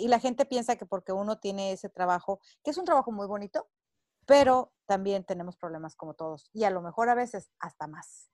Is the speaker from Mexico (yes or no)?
yes; Mexico; moved away as an adult; now in United States; soy mexicana, al grito de guerra, radico en Estados Unidos desde hace 20 años